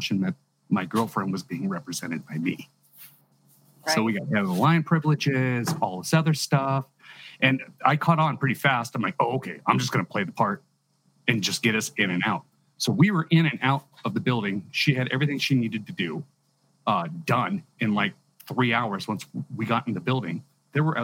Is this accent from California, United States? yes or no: yes; California, United States; I've growing up in California